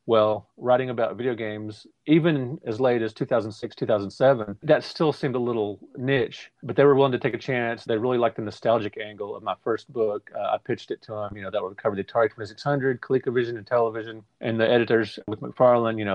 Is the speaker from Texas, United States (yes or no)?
yes; Fort Worth, Texas, United States; I grew up in Fort Worth, Texas